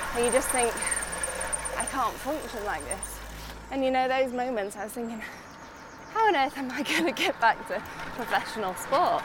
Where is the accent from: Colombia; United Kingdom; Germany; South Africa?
United Kingdom; Otley, Yorkshire and the Humber; moved away as an adult; now in Monaco; I grew up in Otley my whole life.